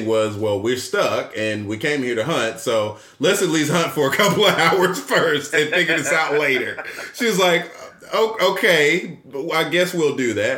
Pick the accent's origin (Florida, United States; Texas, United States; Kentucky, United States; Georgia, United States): Georgia, United States; Atlanta; me and my wife are Atlanta natives. We are born and raised in Atlanta